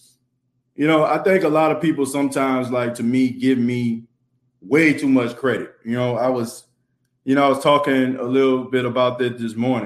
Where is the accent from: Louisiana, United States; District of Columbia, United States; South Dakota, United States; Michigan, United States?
Louisiana, United States; New Orleans; a Saints fan, born and raised in New Orleans